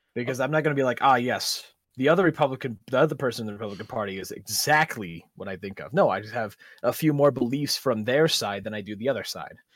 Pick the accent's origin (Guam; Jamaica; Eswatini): Guam; now in Sierra Vista, United States; I was born in Guam